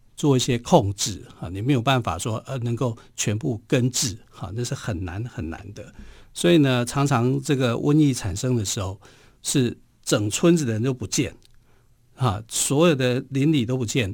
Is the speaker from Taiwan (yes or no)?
yes; Taiwan; 我们台湾人有句话说